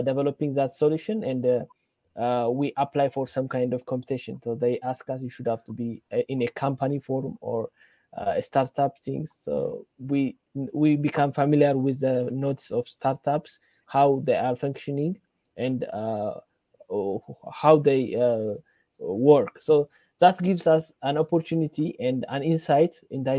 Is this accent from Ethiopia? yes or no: yes; Ethiopia; I'm from Ethiopia